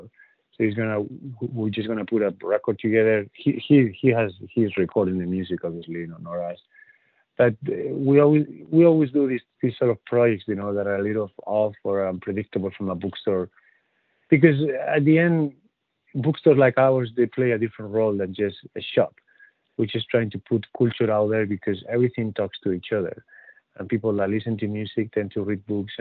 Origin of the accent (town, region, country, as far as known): north of Spain, Spain; born or raised there; first language Spanish; English is a second language; moved away as an adult; also born or lived in Dublin